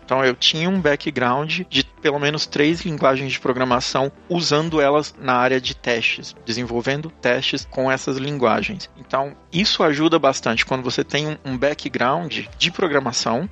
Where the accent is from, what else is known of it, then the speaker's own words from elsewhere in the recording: Pará, Brazil; moved away as an adult; also born or lived in São Paulo, Brazil; now in Tallinn, Estonia; Eu sou do norte do, do país, eu sou do Pará.